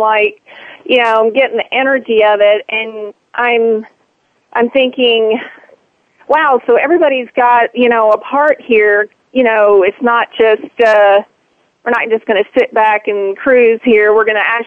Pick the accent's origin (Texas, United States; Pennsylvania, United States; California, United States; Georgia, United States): Texas, United States; now in Oklahoma, United States; I grew up in Texas, but I live in Oklahoma